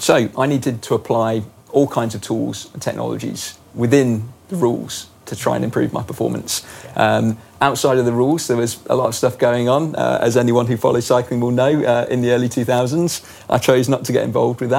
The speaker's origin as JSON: {"language": "English", "region": "England", "country": "United Kingdom", "also_born_or_lived": "south of France", "moved": "as an adult", "said": "an English person, as I am"}